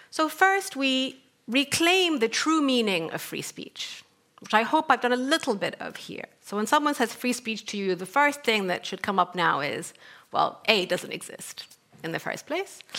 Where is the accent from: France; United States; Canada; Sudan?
Sudan; English is a second language; moved away; also born or lived in North Africa / Middle East; so I come from Sudan, and I grew up in North Africa and the Middle East. Um, I grew up in a very conservative, traditional family